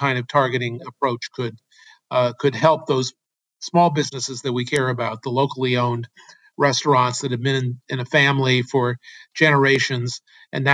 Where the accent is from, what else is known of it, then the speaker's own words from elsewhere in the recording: Berkeley, California, United States; In my hometown of Berkeley, California